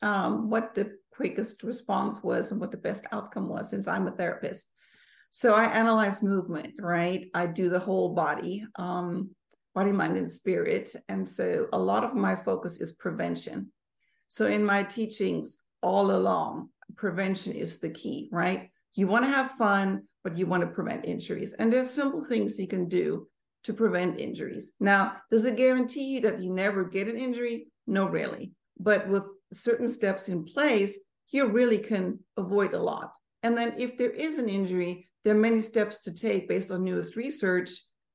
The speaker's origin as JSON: {"language": "English", "country": "Germany", "tie": "born or raised there", "also_born_or_lived": "United States", "moved": "yes", "said": "So originally, I was born and raised in Germany. I moved to the States in 1991. Moved back to Europe in 1996 and back to the States in 1998."}